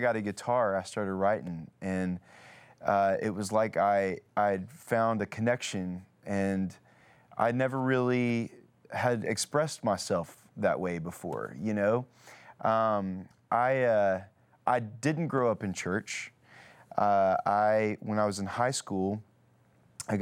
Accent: Nashville, Tennessee, United States; I grew up in Nashville

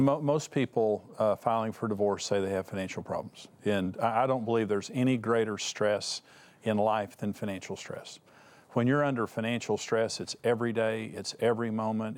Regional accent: West Texas, United States; I come from West Texas and a bunch of smart farmers out there.

